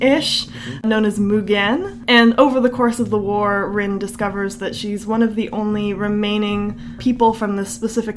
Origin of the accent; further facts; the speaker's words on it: Canada; We're Canadian